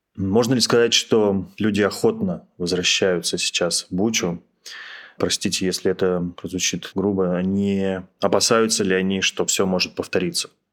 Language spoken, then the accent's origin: Russian; Russia; я задаю этот вопрос как россиянин